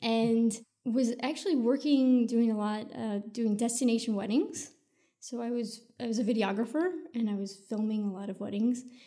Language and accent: English; Sioux City, Iowa, United States; moved away; also born or lived in California; I was born and raised in Iowa